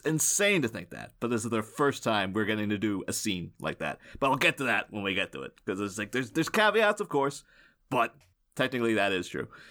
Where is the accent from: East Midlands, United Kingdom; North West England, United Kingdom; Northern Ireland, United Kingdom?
Northern Ireland, United Kingdom; I'm, um, I'm Irish. I don't always say Irish, but some people say specifically Northern Irish